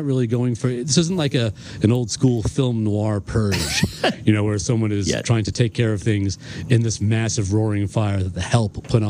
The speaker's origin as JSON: {"language": "English", "country": "Ireland", "said": "I'm Irish, so I think this is 6 inches, so I don't know."}